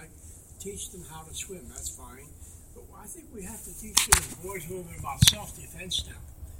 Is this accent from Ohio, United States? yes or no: yes; Springfield, Ohio, United States; So, I was raised on Irish Hill in Springfield, Ohio. We had the potato famine Irish.